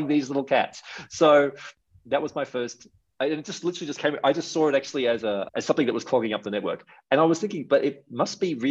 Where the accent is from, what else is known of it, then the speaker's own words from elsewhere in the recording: Australia; moved away as an adult; also born or lived in Asia / Europe / Canada; now in Mexico; maybe you can tell I have a bit of an accent. I'm from Australia.